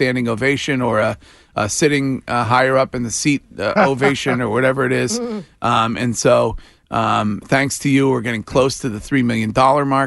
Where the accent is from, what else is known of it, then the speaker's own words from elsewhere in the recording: Stow, Massachusetts, United States; That is my hometown